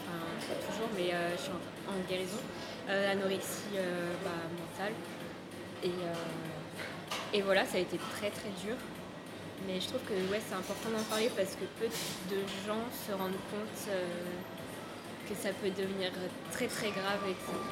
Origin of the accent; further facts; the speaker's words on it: Brittany, France; moved away as an adult; now in Paris, France; je viens de Bretagne, vraiment.